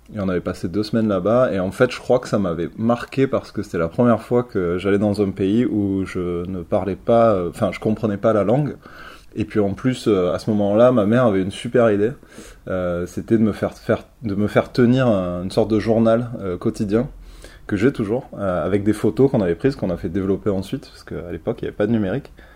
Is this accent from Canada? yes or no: no; Marseille, Provence-Alpes-Côte d'Azur, France; moved away as an adult; also born or lived in Paris; je suis originaire de Marseille. J'ai pas mal vécu à Marseille euh, pendant toute ma jeunesse